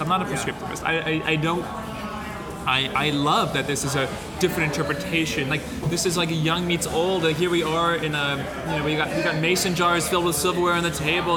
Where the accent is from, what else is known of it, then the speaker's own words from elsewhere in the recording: New York area, United States; we grew up in the New York area